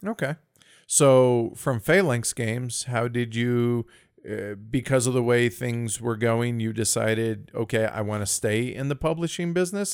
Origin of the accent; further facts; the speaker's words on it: United States; as an American